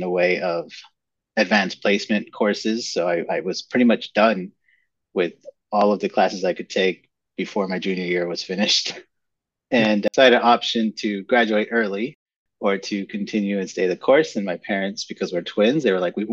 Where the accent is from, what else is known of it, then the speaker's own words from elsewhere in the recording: San Antonio, Texas, United States; moved away; I grew up in South Texas, in San Antonio, Texas, to be more precise.